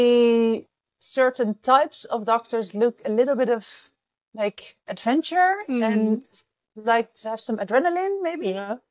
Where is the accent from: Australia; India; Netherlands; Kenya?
Netherlands; Amsterdam, North Holland; I'm from the Netherlands, Amsterdam.